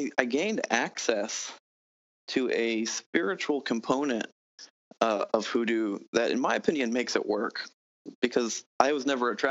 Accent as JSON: {"language": "English", "town": "New Orleans", "region": "Louisiana", "country": "United States", "said": "I'm from New Orleans, so I actually have some background like the local folk magic"}